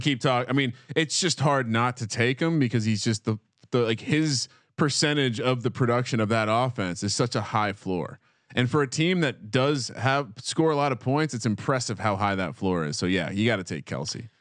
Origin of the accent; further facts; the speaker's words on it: New Jersey, United States; growing up in New Jersey